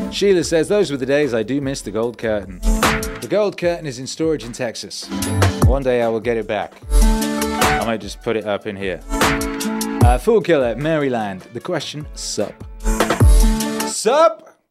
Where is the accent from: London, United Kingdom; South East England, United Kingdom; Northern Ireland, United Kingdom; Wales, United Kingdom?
Wales, United Kingdom; first language English; also born or lived in West Midlands; now in Mexico; I was born in the West Midlands and we moved to Wales, which is a different country with a different language, uh, when I was like two or something